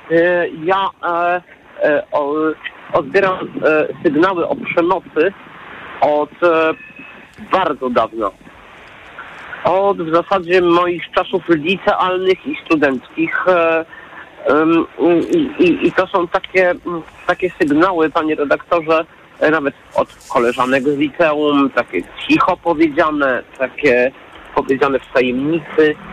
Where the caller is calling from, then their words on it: Warsaw, Masovian Voivodeship, Poland; jestem z Warszawy